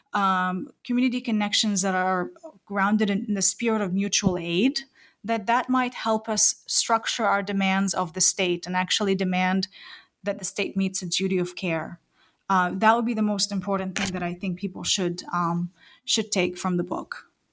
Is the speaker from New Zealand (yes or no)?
yes; New Zealand; I am a New Zealander